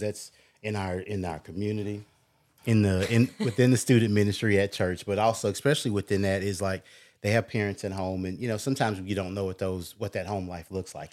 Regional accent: Smyrna, United States; I grew up in Smyrna

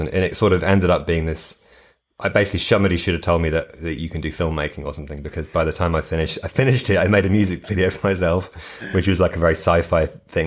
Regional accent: United Kingdom; moved away; as a British person

